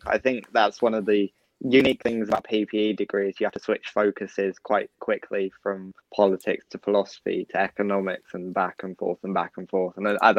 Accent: Kent, South East England, United Kingdom; I'm from Kent, so my parents have been sending me photos of, like, the 4 or 5 inches they've had covering roads and the gardens.

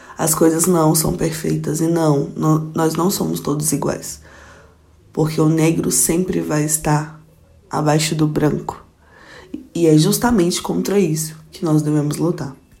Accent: Goiânia, Goiás, Brazil; moved away as an adult; now in Brasília, Brazil; sou goiana, nascida de Goiânia mesmo, goianiense pé rachado, que moro em Brasília há 5 anos

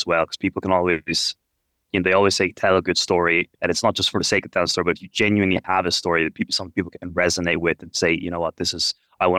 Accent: Ireland; now in India; I grew up in Ireland

